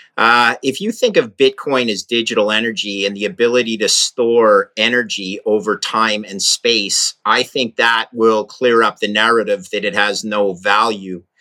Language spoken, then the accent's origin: English; Canada; I'm a Canadian, but I'm in Maine right now.